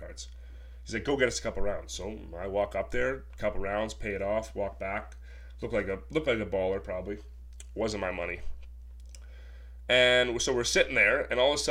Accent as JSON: {"language": "English", "town": "Sault Ste. Marie", "region": "Ontario", "country": "Canada", "moved": "as an adult", "lives_now": "Toronto, Canada", "said": "I'm originally from Sault Ste. Marie"}